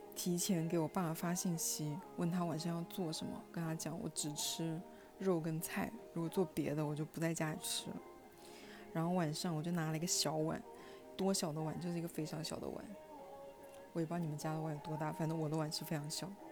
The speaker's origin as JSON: {"language": "Chinese", "region": "Hunan", "country": "China", "said": "我们湖南人的家庭，每一顿饭桌上必有肥肉"}